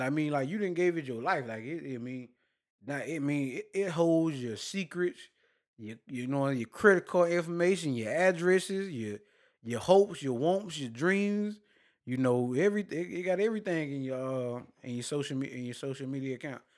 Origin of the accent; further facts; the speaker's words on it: Douglas, Georgia, United States; I'm from Douglas, not Douglasville